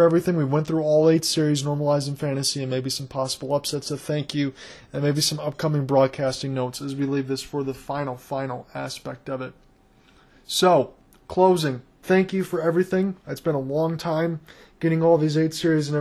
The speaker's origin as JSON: {"language": "English", "country": "United States", "said": "this is coming from an American"}